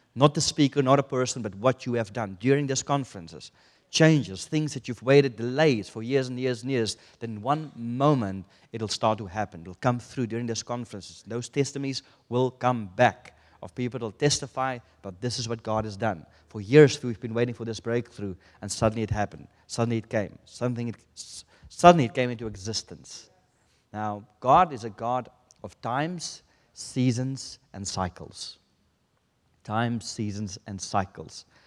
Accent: South Africa; moved away; I come from South Africa

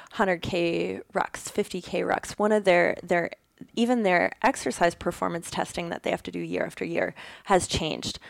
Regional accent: Ontario, Canada; also born or lived in Alberta; now in Kitchener-Waterloo, Canada; I'm from Ontario, so our mountains aren't huge out here

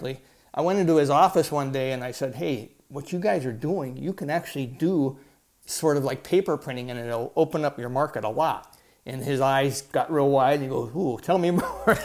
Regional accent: Ohio, United States; moved away as an adult; also born or lived in San Diego, California; I didn't want to stay in Ohio where I grew up

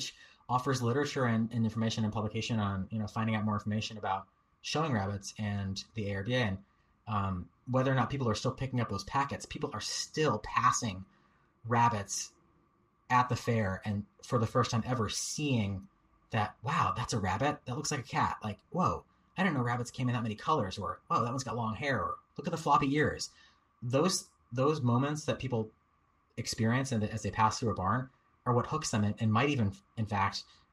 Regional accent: Durham, Connecticut, United States; now in California, United States; my local fair growing up in Durham, Connecticut

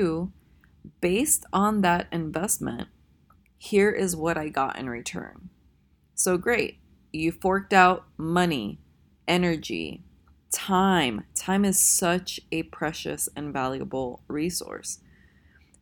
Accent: Tennessee, United States; I'm actually from Tennessee

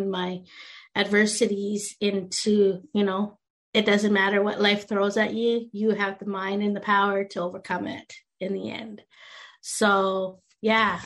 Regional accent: Canada; also born or lived in India; I came from India, and I was adopted into a very white Canadian family, and they were very religious.

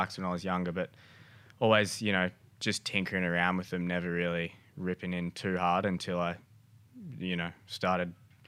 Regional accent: Gold Coast, Queensland, Australia; I'm a bloke from the Gold Coast that has a little custom shop, purpose-built Moto.

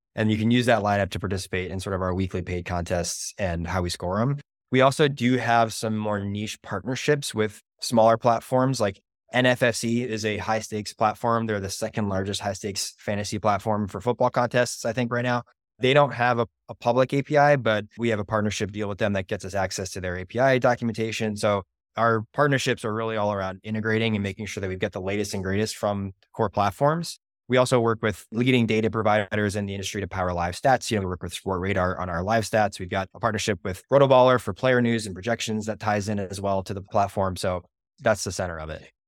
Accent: Boston, Massachusetts, United States; I'm from Boston

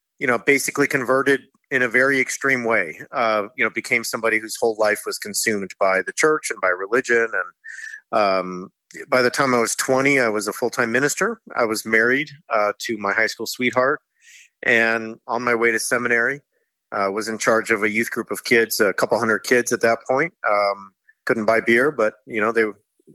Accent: Orange County, California, United States; moved away as an adult; also born or lived in Oxford, England; I grew up in Orange County, California, and I grew up in a non-religious house for the most part

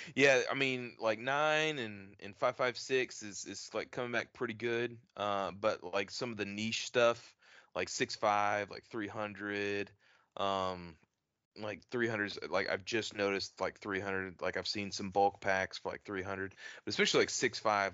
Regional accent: Texas, United States; moved away; I'm from Texas originally

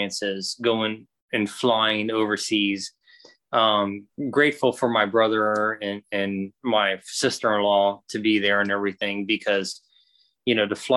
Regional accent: Florida, United States; moved away; I'm from Florida. There's no trains in Florida

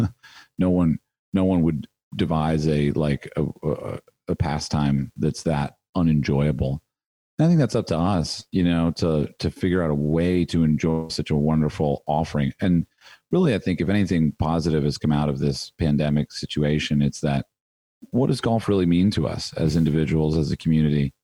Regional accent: United States; as an American golfer

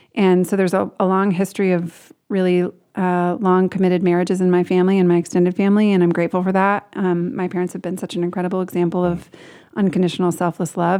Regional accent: Portland, Oregon, United States; I grew up in Portland, Oregon, lived there most of my life

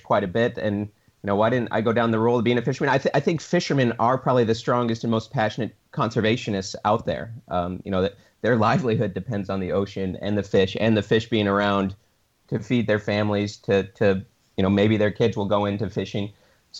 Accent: Michigan, United States; I was born in a small town in Michigan. It's in the Midwestern US and actually on Lake Michigan

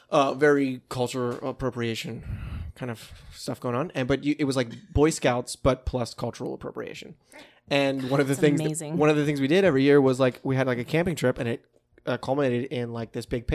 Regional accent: East Coast, United States; I grew up on the East Coast.

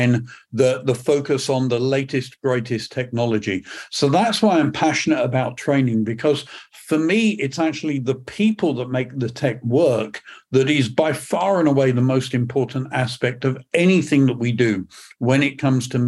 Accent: England, United Kingdom; accent: British; moved away as an adult; also born or lived in Northern California; now in Perth, United Kingdom; I'm not from Scotland originally, from usually my background is from England

